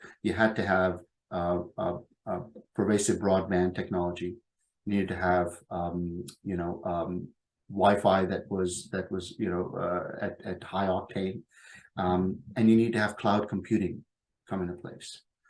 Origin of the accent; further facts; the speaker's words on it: Pakistan; born there; the quota from the part of the world that I come from, and I was born in Pakistan.